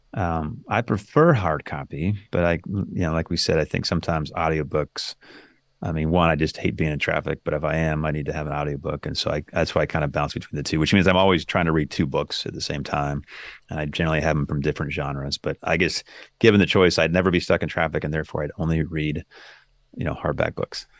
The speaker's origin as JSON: {"language": "English", "region": "Northern California", "country": "United States", "tie": "born or raised there", "moved": "yes", "said": "I grew up in Northern California"}